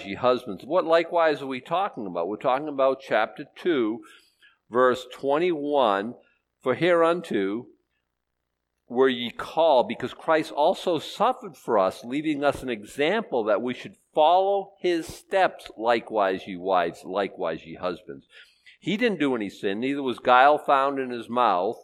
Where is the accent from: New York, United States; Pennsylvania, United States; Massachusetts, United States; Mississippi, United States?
Massachusetts, United States; Boston; I was born in Boston